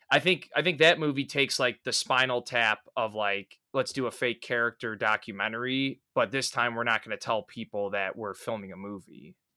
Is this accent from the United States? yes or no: yes; Midwest, United States; I'm a Midwesterner